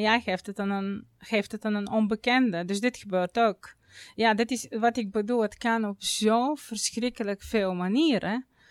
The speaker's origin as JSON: {"language": "Dutch", "country": "Bulgaria", "second_language": "Dutch", "moved": "as an adult", "lives_now": "Netherlands", "said": "ik kwam zelf uit Bulgarije. Ik kwam eh, op mijn negentiende naar Nederland vanwege mijn vakantieliefde"}